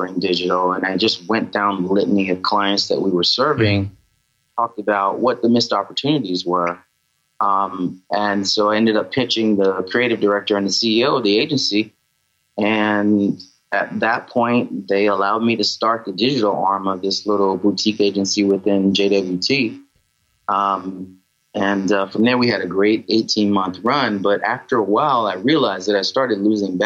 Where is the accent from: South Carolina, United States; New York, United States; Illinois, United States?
South Carolina, United States; moved away; I'm from South Carolina originally.